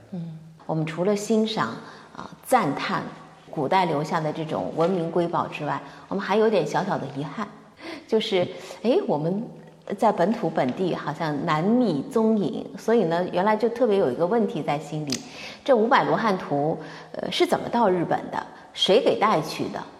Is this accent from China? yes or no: yes; Ningbo, Zhejiang, China; 作为宁波人是很骄傲的